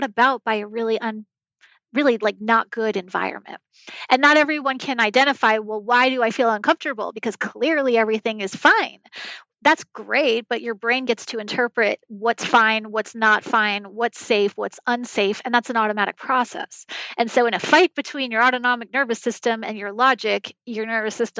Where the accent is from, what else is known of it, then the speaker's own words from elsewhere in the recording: New York, United States; I grew up in New York